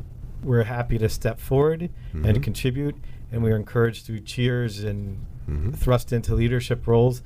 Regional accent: Bethesda, Maryland, United States; Bethesda, Maryland.

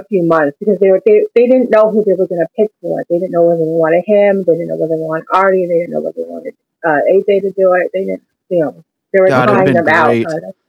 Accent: upstate New York, United States; now in San Francisco, United States; I'm from upstate New York. I've been out here for like 16 years.

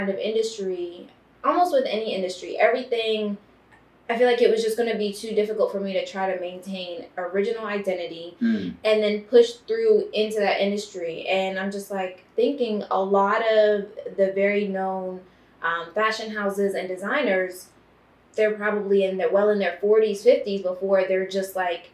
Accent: Baltimore, Maryland, United States; now in Los Angeles, United States; I'm from Baltimore, Maryland

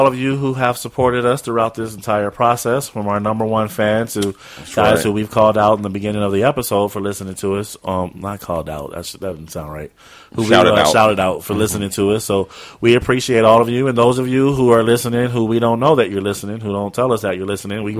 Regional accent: Brooklyn, New York, United States; I'm from Brooklyn. I ain't never fished in my life.

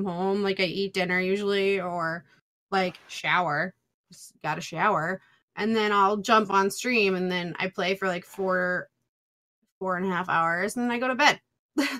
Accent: New York, United States; I'm from New York.

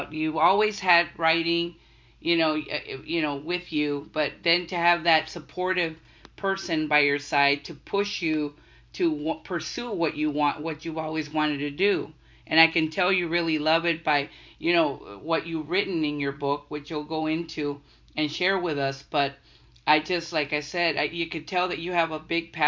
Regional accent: Texas, United States; I'm from Texas

